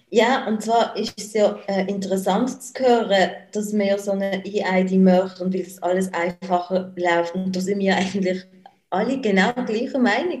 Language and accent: German; Basel, Basel-Stadt, Switzerland; ich jetzt als Baslerin